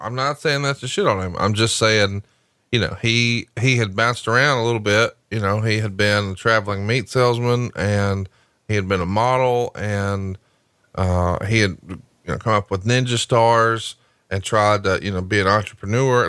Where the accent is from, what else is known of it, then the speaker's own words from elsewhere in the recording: Alabama, United States; Because I'm from Alabama, I can't be cultured